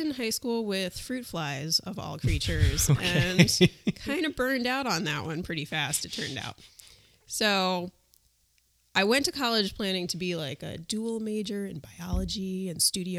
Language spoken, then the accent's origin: English; New York City, New York, United States; moved away as an adult; also born or lived in Boston; I grew up in New York City.